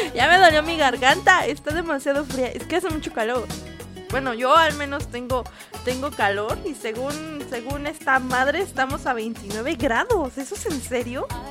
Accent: Mexico; yo siendo mexicana

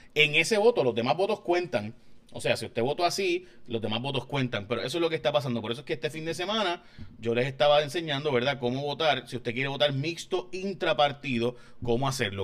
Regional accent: San Lorenzo, Puerto Rico; mi pueblo, por ejemplo, en San Lorenzo. Eh, vamos al 387, que es donde yo votaría

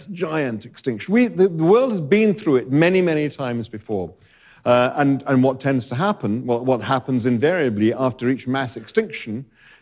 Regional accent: United Kingdom; as a Brit

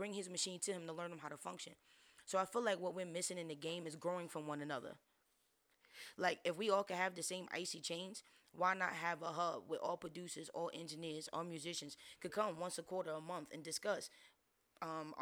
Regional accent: New York City, New York, United States; moved away as an adult; now in Orlando, United States; I'm born and raised in New York City. I came out to Orlando the last 3.5 years.

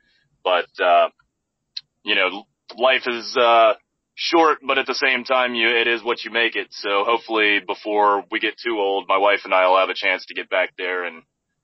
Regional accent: United States; also born or lived in South Korea; now in Harrisonburg, United States; being an American, but looking different than everyone else, but sounding like everyone else as well.

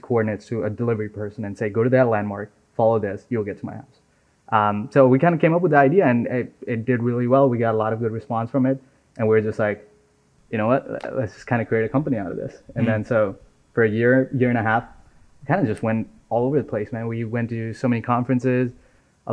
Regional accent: Nepal; now in United States; So I was born and raised in Nepal

